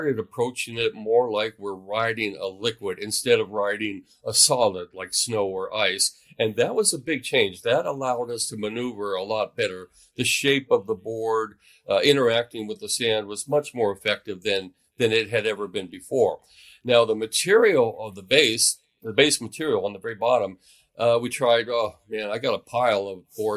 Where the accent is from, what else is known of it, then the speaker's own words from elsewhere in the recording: Mojave Desert, California, United States; now in Oregon, United States; I grew up in the Mojave Desert, not too far from Death Valley